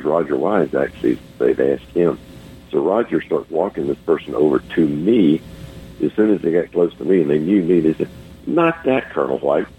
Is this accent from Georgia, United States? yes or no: yes; Norcross, Georgia, United States; I was 10 years old, and I grew up in Norcross, Georgia. So, you know, I'm kind of, I live right now, I live about 6 miles from where I grew up.